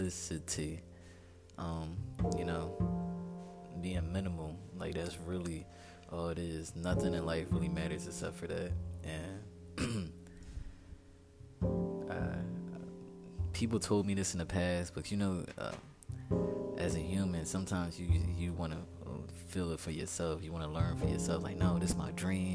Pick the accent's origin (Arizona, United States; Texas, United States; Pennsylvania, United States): Pennsylvania, United States; Philadelphia; moved away as an adult; now in Houston, United States; I'm from Philadelphia, but I moved to the greater area of Philadelphia